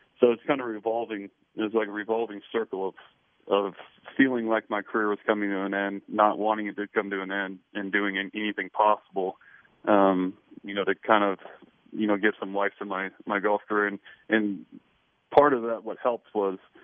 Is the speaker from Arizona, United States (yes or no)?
no; Blacksburg, Virginia, United States; I grew up in Blacksburg up the road